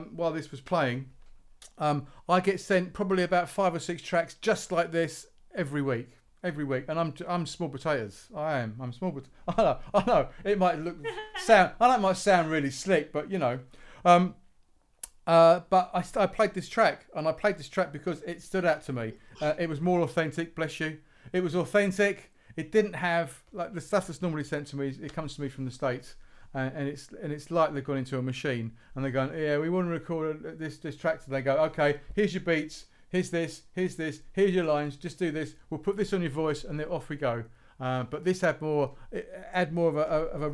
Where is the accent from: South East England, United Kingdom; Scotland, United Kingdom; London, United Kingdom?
South East England, United Kingdom; Woking; we're from Woking